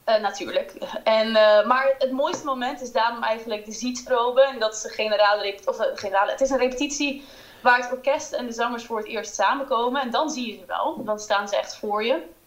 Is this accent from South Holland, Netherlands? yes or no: no; Haarlem, North Holland, Netherlands; moved away as an adult; also born or lived in London; ik kom uit Haarlem